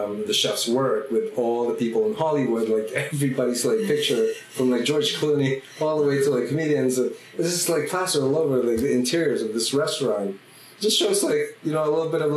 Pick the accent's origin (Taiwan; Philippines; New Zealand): Philippines; also born or lived in Oakland, California; now in Ashland, United States; growing up in the Philippines with my dad taking us